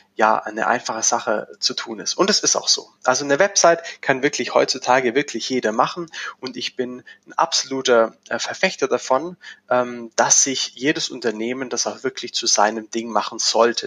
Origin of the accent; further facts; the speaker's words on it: Schwäbisch Gmünd, Baden-Württemberg, Germany; bin hier in Schwäbisch Gmünd. Das äh, erklärt den Dialekt, äh, äh, lässt sich schwer verstecken, äh, unweit von Stuttgart.